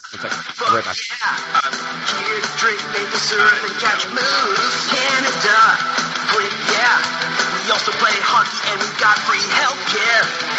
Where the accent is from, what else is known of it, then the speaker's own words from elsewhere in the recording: Maine, United States; I'm actually from Maine.